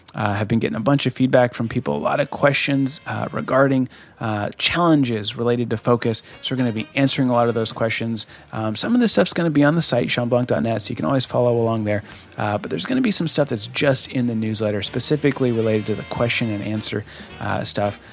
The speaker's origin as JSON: {"language": "English", "region": "Colorado", "country": "United States", "moved": "yes", "said": "I'm from Colorado originally"}